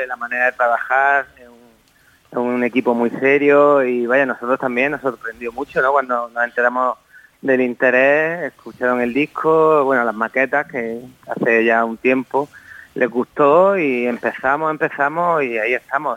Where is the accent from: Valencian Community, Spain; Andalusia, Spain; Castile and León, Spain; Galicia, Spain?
Andalusia, Spain; a village next to Torrenueva, Granada; Yo soy de un pueblo de al lado de Torrenueva